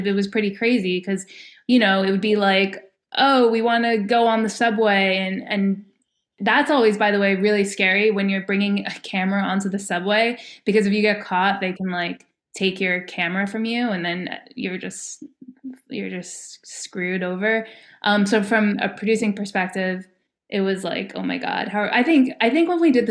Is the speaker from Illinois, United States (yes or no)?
no; New Jersey, United States; moved away; I've left New Jersey